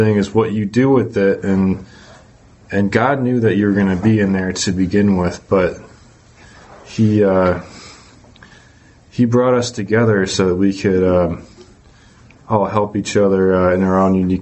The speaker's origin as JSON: {"language": "English", "region": "Massachusetts", "country": "United States", "also_born_or_lived": "Georgia, United States", "said": "I'm from Massachusetts, but I used to live in Georgia and then moved back to Massachusetts"}